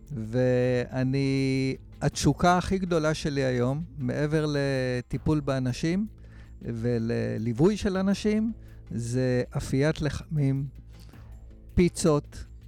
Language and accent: Hebrew; Israel; אני גדלתי בקיבוץ